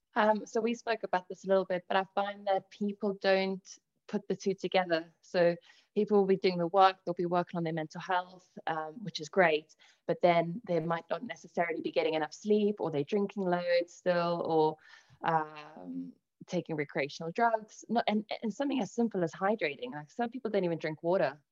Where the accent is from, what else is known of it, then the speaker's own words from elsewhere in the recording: South Africa; also born or lived in Italy; now in England, United Kingdom; I was born in Italy, I then moved over to South Africa, where I actually had a pretty polarizing upbringing